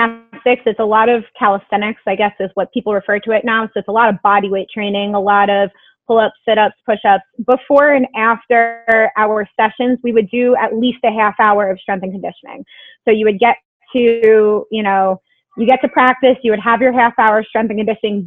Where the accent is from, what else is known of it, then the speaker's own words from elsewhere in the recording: Long Island, New York, United States; I'm from Long Island.